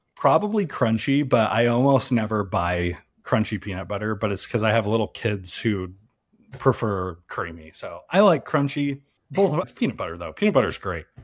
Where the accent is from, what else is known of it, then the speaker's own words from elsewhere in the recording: Salt Lake City, Utah, United States; I grew up in Salt Lake City